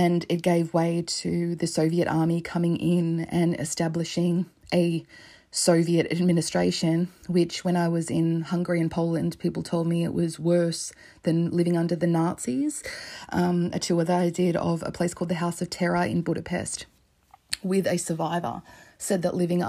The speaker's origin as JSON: {"language": "English", "country": "Australia", "said": "As an Australian"}